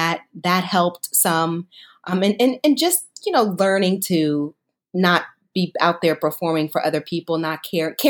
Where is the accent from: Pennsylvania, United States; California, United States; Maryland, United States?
California, United States; Los Angeles; also born or lived in New York; I'm born and raised in South Central